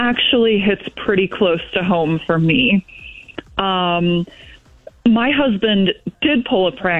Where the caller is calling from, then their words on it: Fulton, United States; from Fulton.